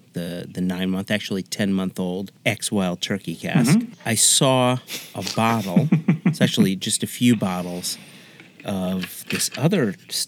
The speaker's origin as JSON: {"language": "English", "country": "United States", "said": "as an American"}